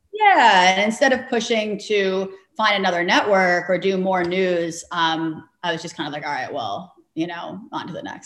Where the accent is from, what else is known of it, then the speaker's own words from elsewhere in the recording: New York City, New York, United States; grew up in New York City